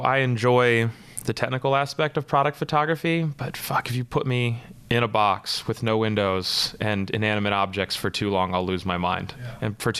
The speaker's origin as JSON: {"language": "English", "town": "Treasure Island", "region": "Florida", "country": "United States", "tie": "born or raised there", "also_born_or_lived": "Detroit", "moved": "as an adult", "lives_now": "New York, United States", "said": "So I'm originally from Florida, and that was the inspiration behind all this, because I grew up on a place called Treasure Island. That's a beach like a half mile long, pretty much born on a sailboat."}